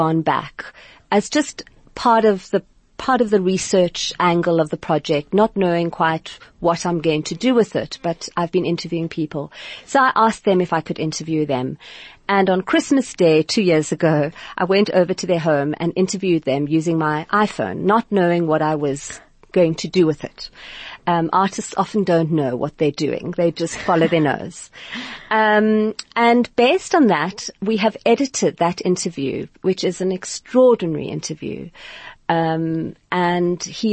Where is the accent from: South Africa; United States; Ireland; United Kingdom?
South Africa; Cape Town, Western Cape; I grew up in Sea Point, Cape Town